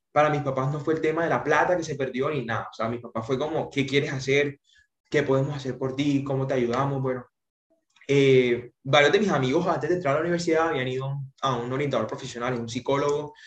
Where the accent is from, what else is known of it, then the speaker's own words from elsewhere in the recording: Socorro, Santander, Colombia; now in Santa Marta, Colombia; En realidad soy de Santander, eh, cerca de Bucaramanga, un pueblo, Socorro, Santander, pero mis papás eh, nos radicamos acá en Santa Marta